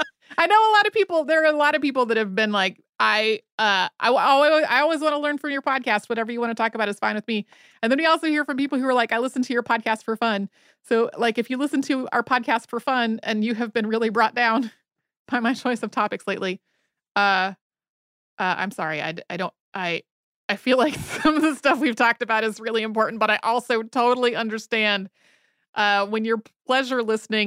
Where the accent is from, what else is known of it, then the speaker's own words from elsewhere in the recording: Idaho, United States; Growing up in Idaho, I was so blessed to have the ability to explore all the public, state, and federal land open and available to me.